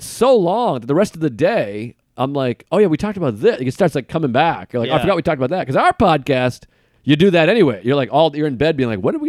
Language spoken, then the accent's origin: English; Boston, Massachusetts, United States; We're both comics from Boston with mutual friends.